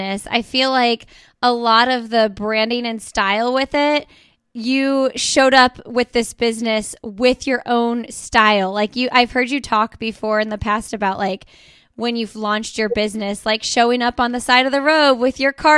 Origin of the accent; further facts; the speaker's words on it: Indiana, United States; now in North Carolina, United States; I'm from Indiana and we recently moved to North Carolina